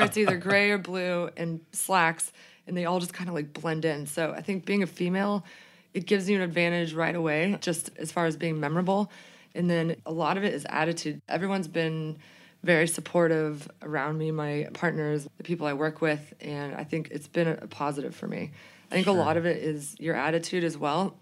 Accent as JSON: {"language": "English", "town": "Boulder", "region": "Colorado", "country": "United States", "tie": "born or raised there", "said": "growing up in Boulder, Colorado, it was always very environmentally conscious"}